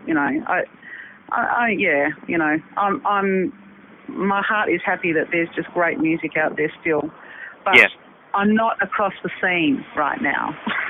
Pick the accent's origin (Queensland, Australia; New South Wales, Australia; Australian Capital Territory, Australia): New South Wales, Australia; Sydney; now in Adelaide, Australia; No, I came over from Sydney.